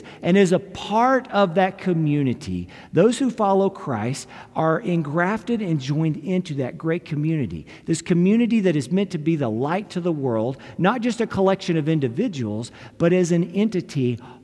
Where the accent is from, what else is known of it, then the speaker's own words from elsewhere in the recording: United States; as an American